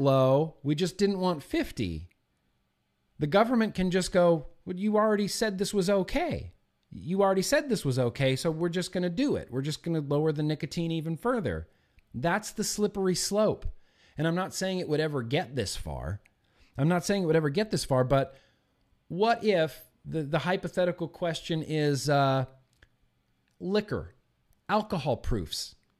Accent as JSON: {"language": "English", "country": "United States", "said": "as an American"}